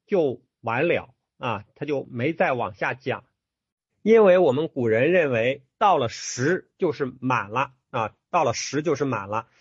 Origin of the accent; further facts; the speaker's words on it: China; 我们中国人